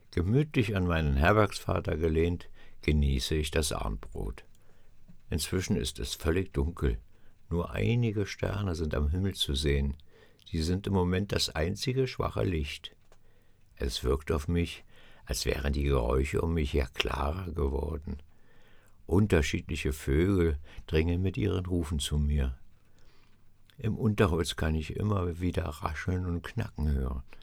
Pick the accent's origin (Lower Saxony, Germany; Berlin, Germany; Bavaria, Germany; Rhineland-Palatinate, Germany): Berlin, Germany; Ich bin ein Stadtjunge, aufgewachsen in den Hinterhöfen Berlins.